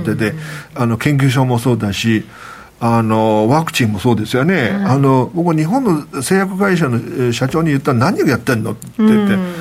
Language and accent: Japanese; Nanjing, Jiangsu, China; now in Tokyo, Japan; 私はね生まれ育ったのが南京なんですけれども